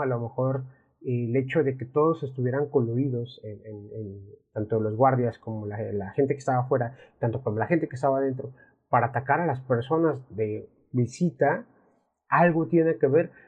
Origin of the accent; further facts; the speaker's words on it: Mexico; al menos aquí en México, y hablamos de México porque somos de México